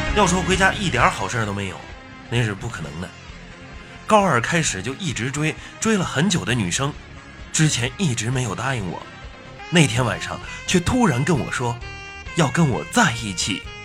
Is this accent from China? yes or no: yes; Hulunbuir, Inner Mongolia, China; moved away; 我的老家呀，是在梅丽的呼伦贝尔